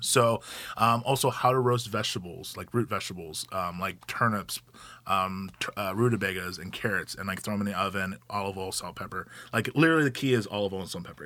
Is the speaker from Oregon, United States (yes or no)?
yes; Gresham, Oregon, United States; also born or lived in Hawaii; I moved here when I was eleven, grew up in the Gresham area, went to Gresham High School